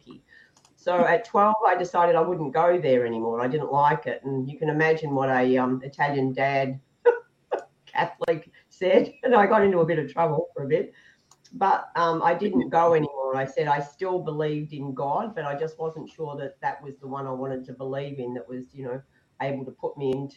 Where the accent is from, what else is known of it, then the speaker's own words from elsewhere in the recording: Melbourne, Victoria, Australia; now in Noosaville, Australia; I was brought up right in Melbourne, in the city.